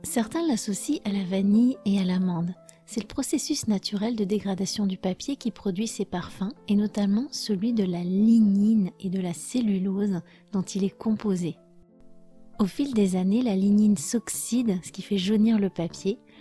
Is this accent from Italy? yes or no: no; France; je suis française